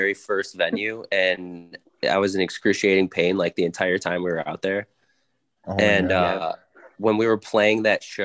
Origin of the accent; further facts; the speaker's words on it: Detroit, Michigan, United States; We come from Detroit